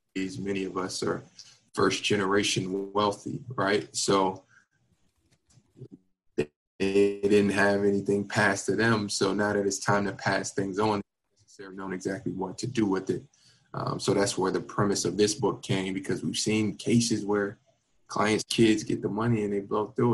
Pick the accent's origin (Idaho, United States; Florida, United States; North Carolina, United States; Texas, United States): Florida, United States; Miami; moved away as an adult; also born or lived in Virginia / Washington, D.C.; born and raised in Miami